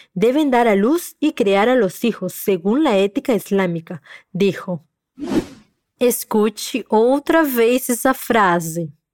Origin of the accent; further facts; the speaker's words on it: Peru; tu profe peruana